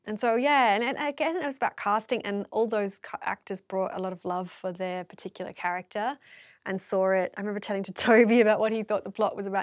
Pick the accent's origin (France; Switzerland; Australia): Australia; Melbourne, Victoria; I'm from Melbourne, like, in the inner city